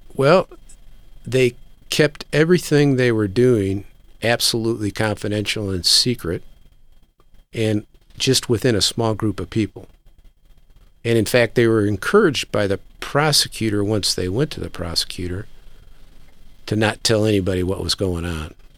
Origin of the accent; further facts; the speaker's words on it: United States; also born or lived in Japan; I, as an American